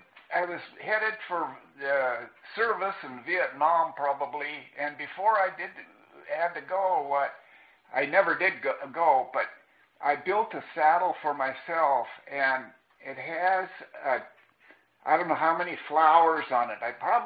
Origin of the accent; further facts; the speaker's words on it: Corpus Christi, Texas, United States; born there; And I was born in Corpus Christi.